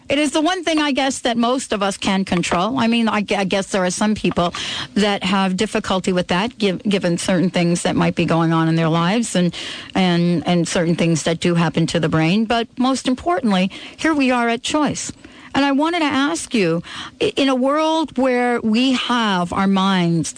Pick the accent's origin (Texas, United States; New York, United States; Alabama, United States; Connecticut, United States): New York, United States; New York City; I grew up in New York City, where the noise is so piercing